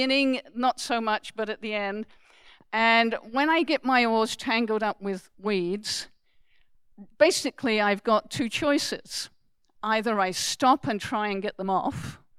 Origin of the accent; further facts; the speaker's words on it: United Kingdom; now in Canada; being British